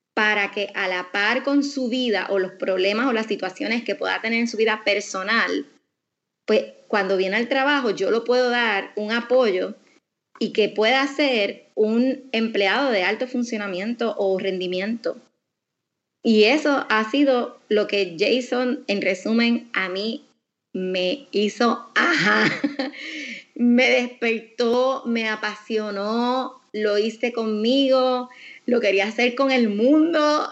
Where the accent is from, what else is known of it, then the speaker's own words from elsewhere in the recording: Aguadilla, Puerto Rico; yo me crié en Aguadilla